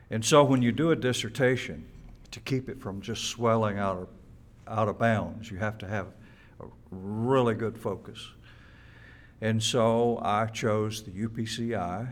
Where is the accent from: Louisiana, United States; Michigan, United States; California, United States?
Louisiana, United States; Natchitoches; moved away as an adult; now in Mississippi, United States; I was born in Natchitoches, Louisiana. Spent my childhood in that state.